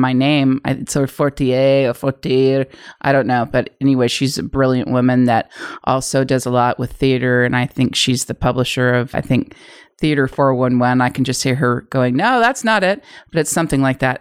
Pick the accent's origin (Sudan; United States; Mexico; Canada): United States; San Francisco Bay Area, California; moved away as an adult; now in Los Angeles, United States; I'm from San Francisco Bay Area.